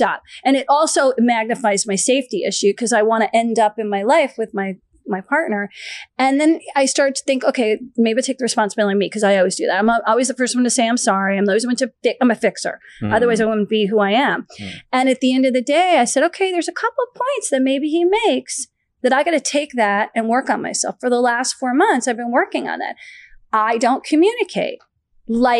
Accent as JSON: {"language": "English", "town": "Short Hills", "region": "New Jersey", "country": "United States", "tie": "born or raised there", "also_born_or_lived": "Florida", "moved": "yes", "lives_now": "Los Angeles, United States", "said": "when I was growing up in Short Hills, New Jersey"}